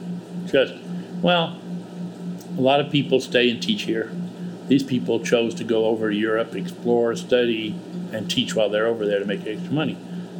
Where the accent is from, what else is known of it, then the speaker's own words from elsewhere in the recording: Mississippi, United States; moved away; also born or lived in London, United Kingdom; I was born in Mississippi